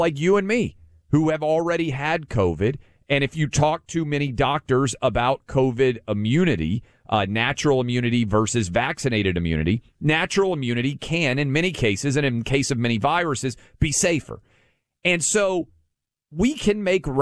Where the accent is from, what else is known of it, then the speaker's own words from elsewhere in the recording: Nashville, Tennessee, United States; My hometown, I was a public school kid, K through 12 in Nashville, Tennessee.